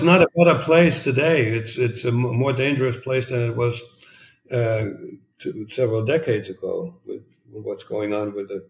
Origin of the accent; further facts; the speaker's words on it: East Germany, Germany; And I had no clue that this was going on while growing up in East Germany because I lived in a bubble.